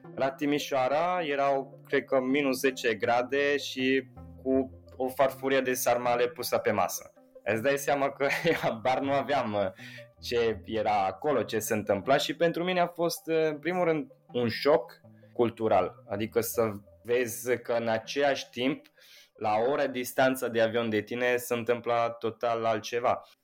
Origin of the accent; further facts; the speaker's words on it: Italy; Romanian is a second language; now in Romania; sunt un italian